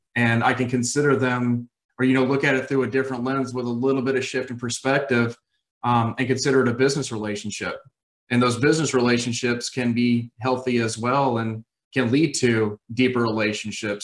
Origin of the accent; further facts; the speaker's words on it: Raleigh, North Carolina, United States; I am from Raleigh, North Carolina